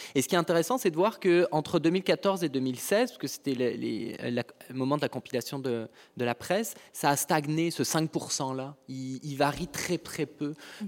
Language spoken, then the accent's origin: French; France; moved away as an adult; now in Quebec, Canada; Je suis, je suis né en France, euh, je suis arrivé au Québec il y a 15 ans